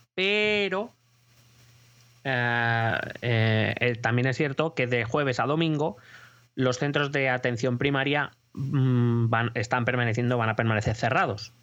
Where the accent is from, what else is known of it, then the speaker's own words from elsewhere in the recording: Madrid, Community of Madrid, Spain; como madrileño pido una piedad que no nos van a conceder